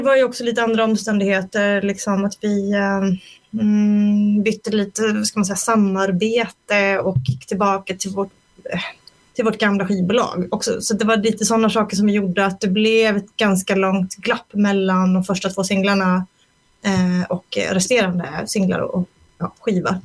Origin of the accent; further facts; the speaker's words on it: Småland, Sweden; moved away as an adult; now in Stockholm, Sweden; jag är från Småland från början, så flyttade jag till Stockholm 2002